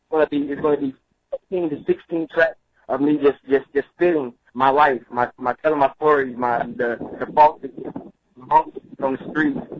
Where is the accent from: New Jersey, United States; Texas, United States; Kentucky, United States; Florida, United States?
New Jersey, United States; Roselle; also born or lived in Halifax County, North Carolina; I'm from Roselle, New Jersey. That's where I was. That's where I was raised up at. But I was actually birthed and born in North Carolina, a small town by the name of Halifax County.